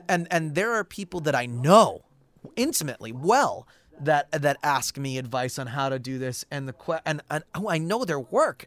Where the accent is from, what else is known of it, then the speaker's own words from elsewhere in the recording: St. Louis, Missouri, United States; moved away as an adult; now in Los Angeles, United States; I'm originally from Saint Louis